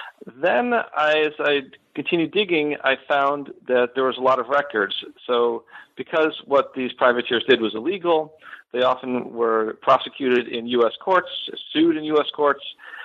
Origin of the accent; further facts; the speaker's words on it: Buffalo, New York, United States; moved away as an adult; now in Florida, United States; So I am originally from Western New York. I grew up in the Buffalo area, and I moved down to Florida in 2010